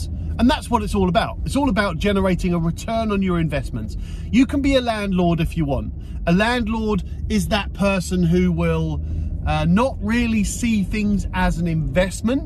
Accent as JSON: {"language": "English", "area": "South Coast, Portsmouth area", "region": "South East England", "country": "United Kingdom", "said": "I'm from the South Coast. I'm down in the Portsmouth area"}